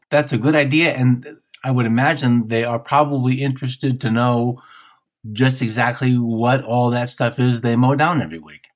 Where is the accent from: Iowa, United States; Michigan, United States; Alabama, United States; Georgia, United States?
Michigan, United States; I'm from Michigan, so I, I have a Midwestern sensibility